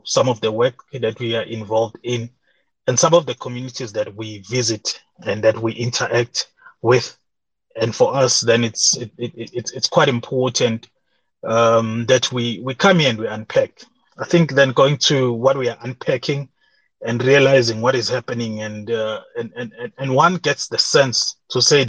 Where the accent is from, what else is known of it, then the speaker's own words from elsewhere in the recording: South Africa; as a South African